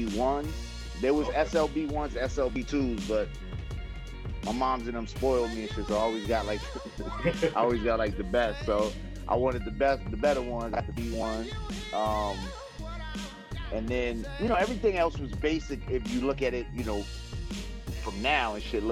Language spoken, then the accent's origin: English; New York City, New York, United States; born or raised there; also born or lived in Los Angeles / Brooklyn / Spanish Harlem